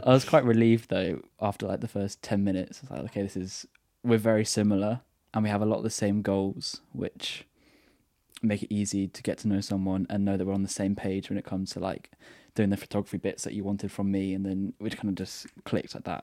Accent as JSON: {"language": "English", "town": "Brighton", "region": "South East England", "country": "United Kingdom", "said": "I'm from Brighton, so by the sea."}